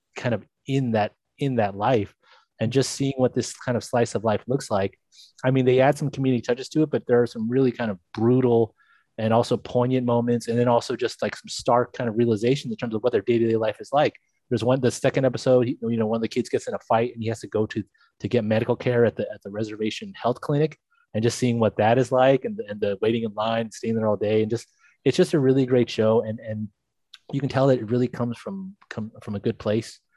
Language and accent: English; Monterey Park, California, United States; I grew up in Monterey Park in Alhambra